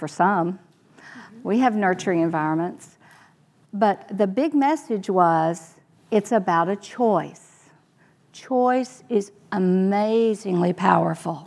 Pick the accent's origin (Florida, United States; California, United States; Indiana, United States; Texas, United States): Texas, United States; Me too. And I had a great experience there